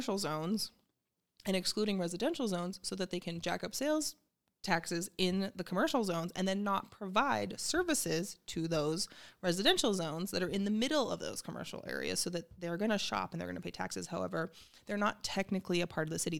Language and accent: English; Centennial, Colorado, United States; I grew up in unincorporated Arapaho County